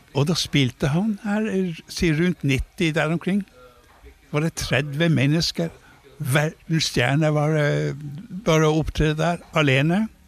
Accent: Leknes, Nordland, Norway; moved away; i hjembyen min var vi også for første gang

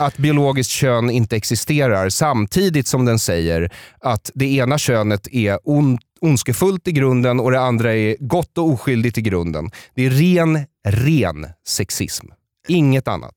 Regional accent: Solna, Stockholm County, Sweden; jag växte upp i Bergshamra utanför Stockholm

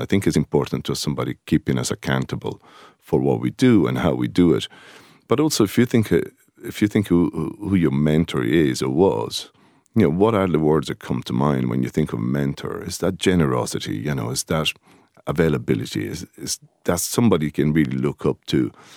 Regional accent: Rome, Lazio, Italy; moved away as an adult; now in Greystones, Ireland; I'm originally from Rome, and just outside the city of Rome on the, the seaside, a place called Ostia.

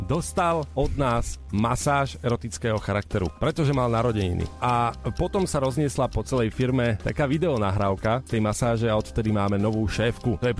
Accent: Košice, Košice Region, Slovakia; No, tak rodáci sme obidva

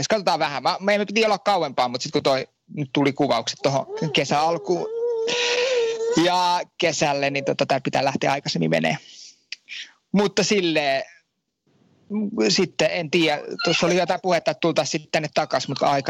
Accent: Finland; moved away as an adult; now in France; Mä oon Suomesta lähtenyt joo ja tota, tämän, tämmönen, me läht, lähti tänne opiskelemaan

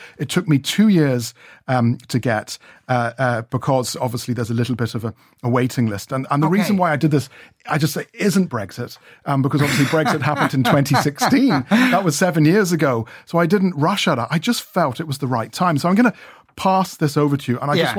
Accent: Ireland; also born or lived in England / Scotland; My dad got a job in the airlines and we came down from Scotland and we had an old Volvo estate and we took the ferry, we took Stena Line and we got down to Ireland and we grew up in Deniry from the age of 11.

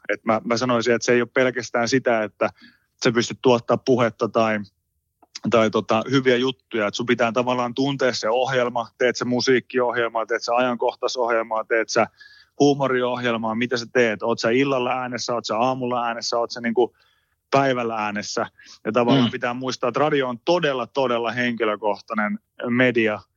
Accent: Pori, Satakunta, Finland; now in Helsinki, Finland; mä oon kasvanut siihen ihan niin kuin syntymästä asti, että mulla on hyvin – hyvin normaalia se, se tyyli ja tapa, millä niin kuin keskustellaan vaikka porilaisten kesken. Mä oon vasta huomannut itse asiassa niin kuin siinä vaiheessa, kun mä muutin pois Porista

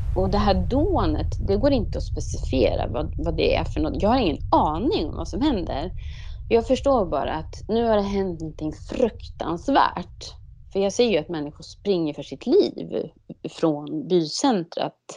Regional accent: Sweden; här hemma i Sverige

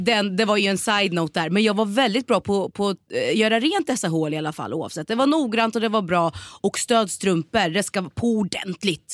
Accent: Norrköping, Östergötland, Sweden; moved away as an adult; also born or lived in Malmö; Född och mm. uppväxt i Norrköping, växte upp i Hageby och Navestad

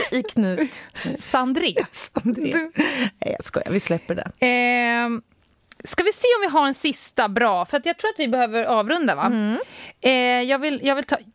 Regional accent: Vaasa, Ostrobothnia, Finland; Du ser Jag är från Vasa.

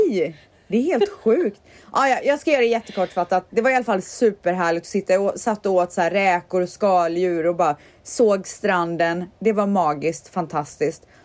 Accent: Stockholm, Stockholm County, Sweden; born there; I Stockholm är jag född där har jag min

